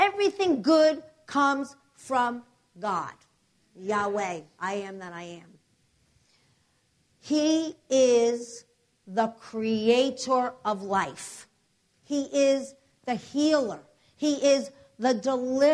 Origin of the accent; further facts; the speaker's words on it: New Jersey, United States; from New Jersey, but our church is in New York City, so you're gonna. I have an accent